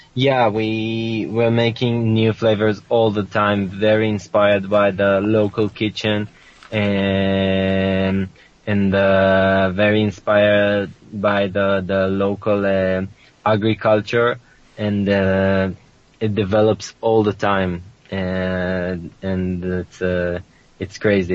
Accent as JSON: {"language": "English", "town": "Sasa", "region": "Northern District", "country": "Israel", "tie": "born or raised there", "said": "the kibbutz I grew up in Sasa is surrounded by Arab villages"}